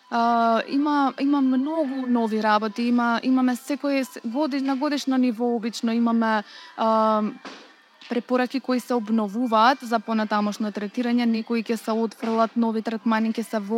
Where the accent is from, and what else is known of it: North Macedonia